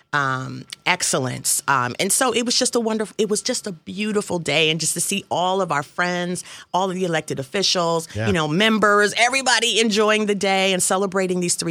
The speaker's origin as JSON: {"language": "English", "town": "Washington", "region": "District of Columbia", "country": "United States", "tie": "born or raised there", "also_born_or_lived": "Cincinnati, Ohio / New York City", "moved": "as an adult", "lives_now": "Pike County, United States", "said": "raised in the DMV."}